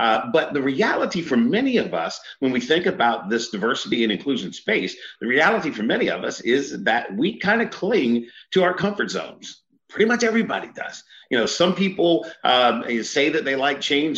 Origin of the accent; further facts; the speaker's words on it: Eastern Shore of Maryland, United States; I grew up on the Eastern Shore of Maryland